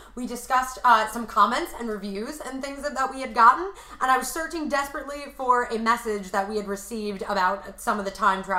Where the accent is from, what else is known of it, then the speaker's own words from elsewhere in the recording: Commack, New York, United States; I'm from Long Island. Long Island, it's fine. Did I enjoy growing up there? Yes, I enjoyed growing up there.